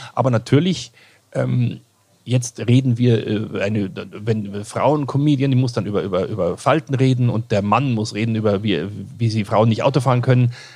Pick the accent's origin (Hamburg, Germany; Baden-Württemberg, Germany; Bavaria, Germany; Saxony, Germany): Bavaria, Germany; Kirchseeon; also born or lived in Ebersberg; ich bin in Kirchseeon aufgewachsen und Ebersberg